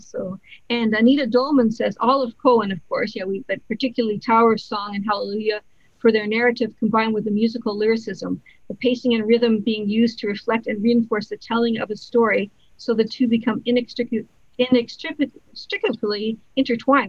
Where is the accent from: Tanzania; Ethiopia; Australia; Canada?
Canada; as a Canadian